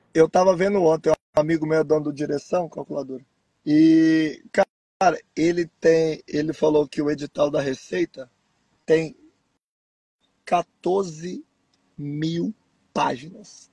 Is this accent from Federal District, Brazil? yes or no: yes; Brasília, Federal District, Brazil; moved away; eu sou originário de Brasília